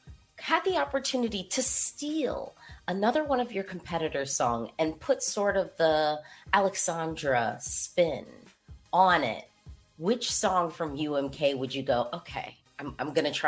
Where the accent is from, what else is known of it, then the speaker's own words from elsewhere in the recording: United States; So I am an American.